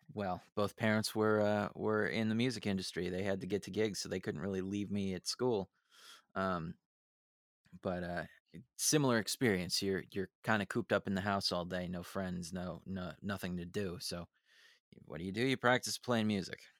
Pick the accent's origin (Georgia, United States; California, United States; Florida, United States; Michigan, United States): California, United States; San Francisco; born and raised in San Francisco